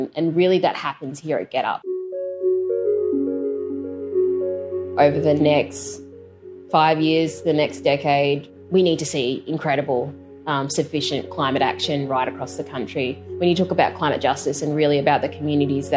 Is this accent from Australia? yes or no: yes; Lismore, New South Wales, Australia; I grew up in Lismore in northern New South Wales, where we are also traditional owners